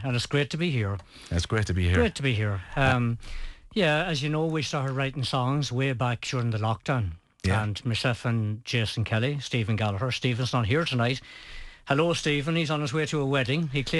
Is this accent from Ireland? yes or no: yes; Cliffoney, Connacht, Ireland; now in Ballyshannon, Ireland; Well, I'm actually from Cliffany. You're Cliffany? I'm from North Sligo.